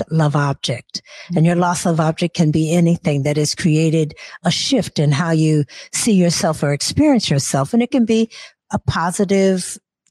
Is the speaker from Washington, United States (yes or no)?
yes; Seattle, Washington, United States; also born or lived in Nashville, Tennessee / Burien, Washington; So when I moved from Nashville to Seattle, actually, I was 7 years old.